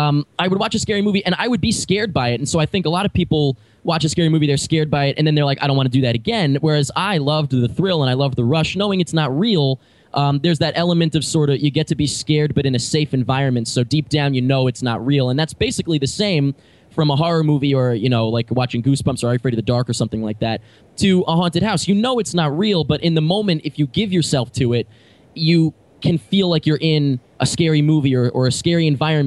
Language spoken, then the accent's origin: English; Long Island, New York, United States; I'm from Long Island, but I grew up there